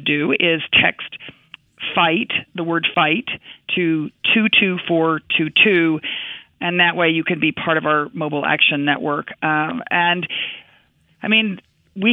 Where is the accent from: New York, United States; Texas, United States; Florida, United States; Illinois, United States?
Texas, United States; I am a Texan